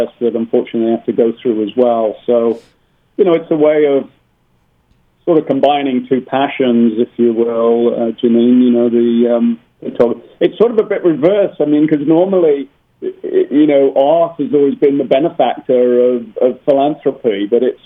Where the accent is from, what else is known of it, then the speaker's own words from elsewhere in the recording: Birmingham, West Midlands, United Kingdom; also born or lived in near Baltimore; now in Baltimore area, United States; I grew up in Birmingham in England, which was the sort of center of the last real industrial revolution.